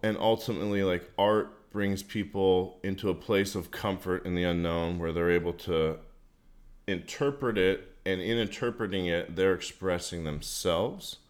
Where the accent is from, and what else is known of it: Marin County, California, United States; born or raised there; also born or lived in San Francisco